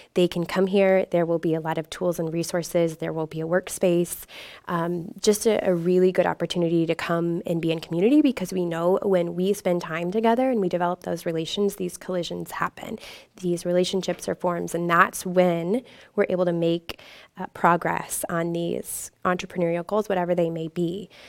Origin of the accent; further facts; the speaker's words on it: Indianapolis, Indiana, United States; moved away as an adult; I was from the Indianapolis area